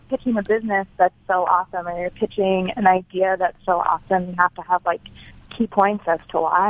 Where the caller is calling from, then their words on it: Rochester, New York, United States; I am calling from Rochester, New York.